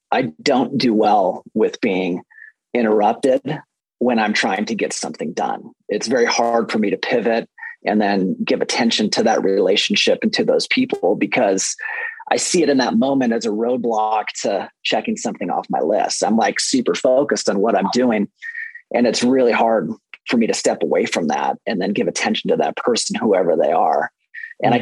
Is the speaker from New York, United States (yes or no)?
no; Fort Collins, Colorado, United States; I am from Fort Collins, Colorado